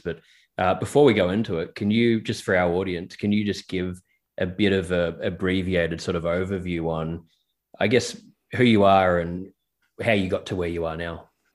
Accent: Melbourne, Victoria, Australia; we're both from Melbourne

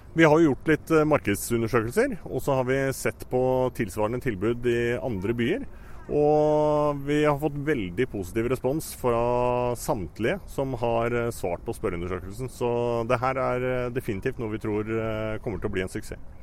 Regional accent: Lillehammer, Innlandet, Norway; jeg er jo født og oppvokst på Lillehammer

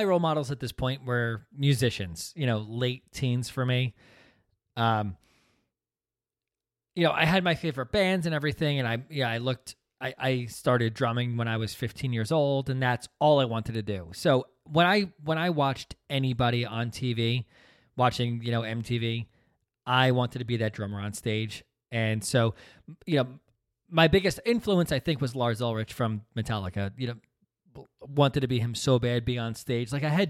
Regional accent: Princeton, New Jersey, United States; growing up in Princeton is tough.

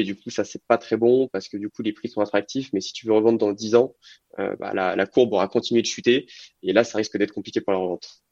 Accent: Lyon, Auvergne-Rhône-Alpes, France; also born or lived in Clermont-Ferrand; je suis originaire de Lyon

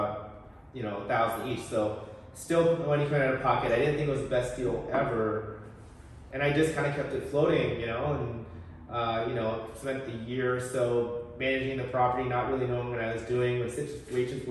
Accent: Portland, Oregon, United States; moved away as an adult; also born or lived in Seattle, Washington / Bay Area, California; now in Portland, United States; born and raised in Portland, Oregon. I was in the Alberta Arts area before it was trendy

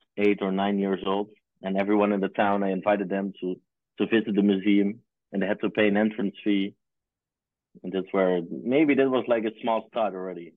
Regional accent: near Groningen, Netherlands; I grew up in a small town near Groningen.

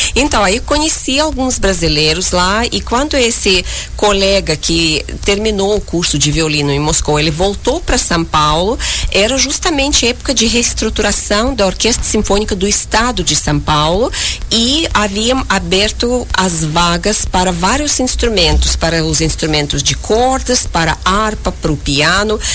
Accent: Uzbekistan; moved away; eu nasci em 1979, uh, ah, perto de Tashkent, capital do Uzbequistão

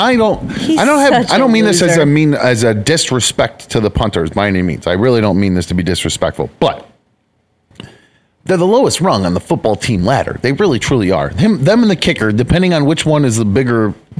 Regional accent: United States; I'm American

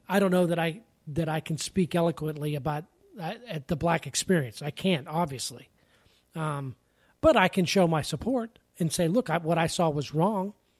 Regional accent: Pennsylvania, United States; moved away; growing up in Pennsylvania

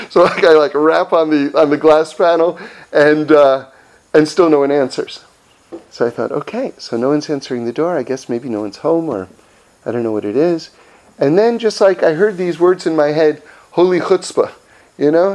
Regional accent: Los Angeles, California, United States; I'm from Los Angeles

